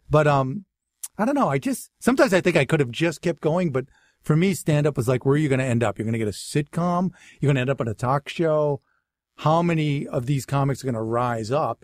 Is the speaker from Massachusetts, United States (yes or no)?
yes; Natick, Massachusetts, United States; accent: Boston; moved away; also born or lived in Waltham, Massachusetts / Framingham, Massachusetts / Boston; I was born in, uh, Waltham, Massachusetts, but I really grew up in Natick, Massachusetts, in Framingham, Mass, which is like sixteen miles west of Boston